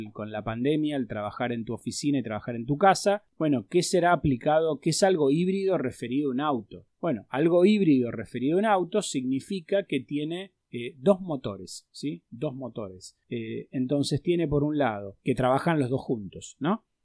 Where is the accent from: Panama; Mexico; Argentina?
Argentina